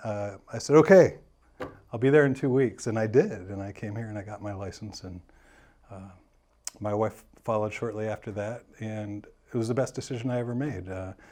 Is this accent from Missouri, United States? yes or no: yes; St. Louis, Missouri, United States; I'm originally from St. Louis, Missouri, born and raised there.